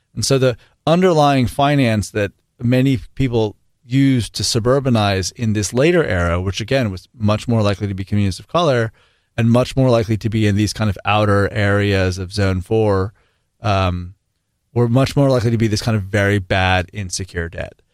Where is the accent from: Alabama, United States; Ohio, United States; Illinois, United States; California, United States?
California, United States; the Bay Area; I grew up in the Bay.